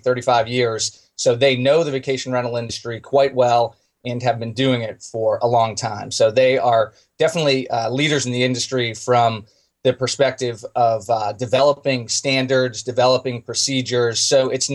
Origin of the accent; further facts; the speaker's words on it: outside of Boston, Massachusetts, United States; moved away as an adult; also born or lived in Charlotte, North Carolina; now in Outer Banks, United States; I grew up outside of Boston, graduated from UMass